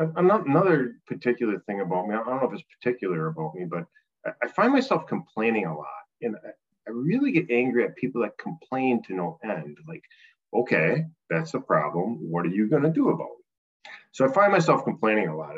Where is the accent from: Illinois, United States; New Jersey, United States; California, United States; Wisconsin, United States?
Wisconsin, United States; Appleton; my hometown Appleton has, you know, 5,000 teachers and 5,000 students